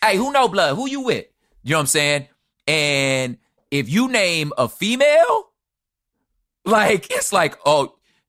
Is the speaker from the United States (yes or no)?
yes; the West, United States; Again, but again, I'm from the West.